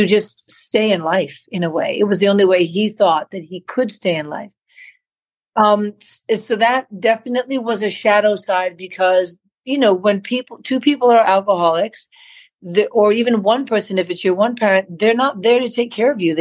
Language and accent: English; New York, United States; I grew up in Manhattan. I was born in New York, New York